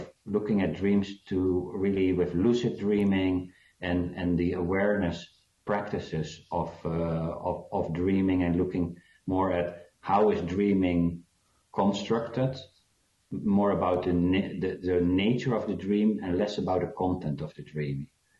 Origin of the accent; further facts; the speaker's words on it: South Africa; born there; Yeah, because I was born in South Africa